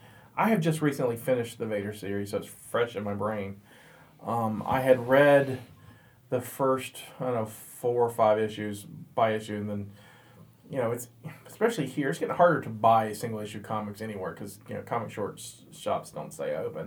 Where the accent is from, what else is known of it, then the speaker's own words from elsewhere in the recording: the South, United States; I am from the South.